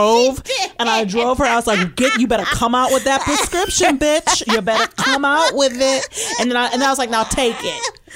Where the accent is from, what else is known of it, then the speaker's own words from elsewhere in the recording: Michigan, United States; I grew up in Michigan